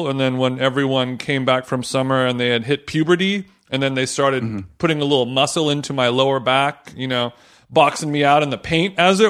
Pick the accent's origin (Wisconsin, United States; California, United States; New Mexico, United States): California, United States; Orange County; I grew up in Orange County